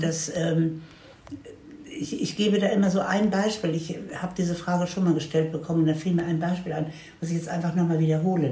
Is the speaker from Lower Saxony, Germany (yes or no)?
yes; Hanover, Lower Saxony, Germany; moved away; also born or lived in United States; in Hannover, wo ich herkomme.